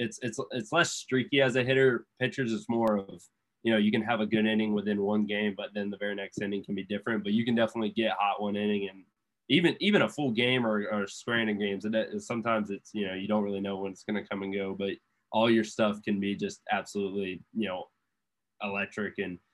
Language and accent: English; Florida, United States; we're all from Florida, or most of us at least